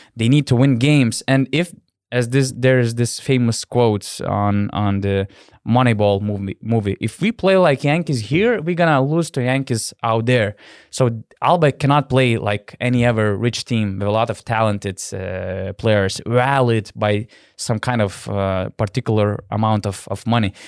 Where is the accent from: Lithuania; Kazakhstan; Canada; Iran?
Lithuania; Panevėžys, Panevėžys County; now in Vilnius, Lithuania; I'm living in, in Vilnius, my hometown is Panevėžys